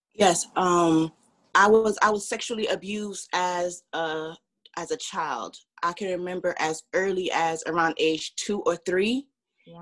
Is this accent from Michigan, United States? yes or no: no; Orange, New Jersey, United States; also born or lived in Cincinnati; now in West Orange, United States; I was born and raised in Orange, New Jersey, and I moved to West Orange, New Jersey in um, high school